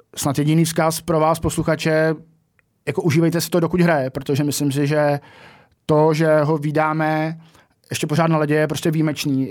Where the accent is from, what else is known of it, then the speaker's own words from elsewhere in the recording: Czechia; odkud jsme, z Česka